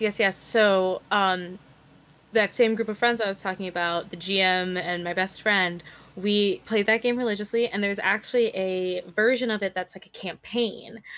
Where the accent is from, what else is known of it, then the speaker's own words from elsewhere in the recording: California, United States; I was born and raised in California.